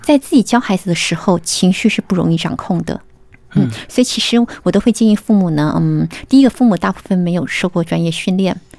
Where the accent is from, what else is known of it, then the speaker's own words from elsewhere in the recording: Taiwan; moved away as an adult; now in United States; 我是在台湾念完大学的时候才到美国去的。我在台湾念的是英美文学